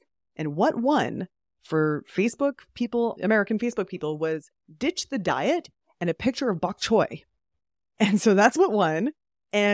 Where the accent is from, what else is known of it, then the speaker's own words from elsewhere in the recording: Calgary, Alberta, Canada; Oh, all over Canada, but Calgary, Alberta.